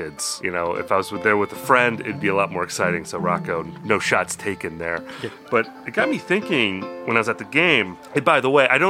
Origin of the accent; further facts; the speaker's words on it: near Green Bay, Wisconsin, United States; also born or lived in Milwaukee; I grew up near Green Bay, so I'm still a big Packers fan